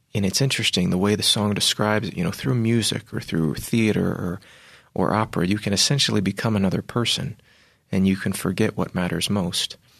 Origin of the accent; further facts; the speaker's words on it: Virginia, United States; I was raised in Virginia